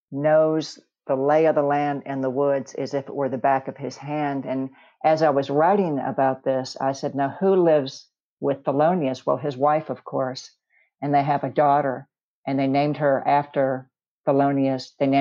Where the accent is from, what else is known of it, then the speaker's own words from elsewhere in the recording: Memphis, Tennessee, United States; moved away as an adult; also born or lived in Wayzata, Minnesota; now in California, United States; I did grow up in Memphis. I was born in Wayzata, Minnesota, which is the lake area outside of Minneapolis. And my mother, born and raised in Memphis, and my father, a Yankee, from the Lake of the Isles area of Minneapolis. And so I spent the first 10 years in Minnesota.